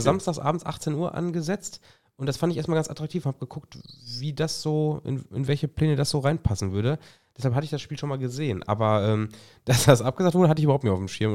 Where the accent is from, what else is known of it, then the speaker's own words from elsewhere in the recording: Germany; als Deutscher